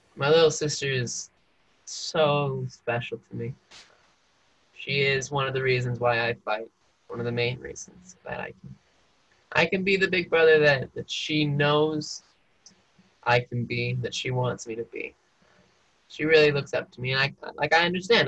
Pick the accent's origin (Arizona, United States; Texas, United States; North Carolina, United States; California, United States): Arizona, United States; Mesa; moved away as an adult; also born or lived in Ecuador; now in Provo, United States; I grew up in Mesa, Arizona